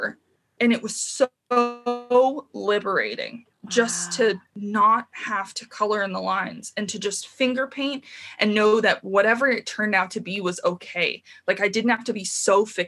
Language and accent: English; Tucson, Arizona, United States; moved away as an adult; now in Santa Cruz, United States; I grew up in Tucson, Arizona.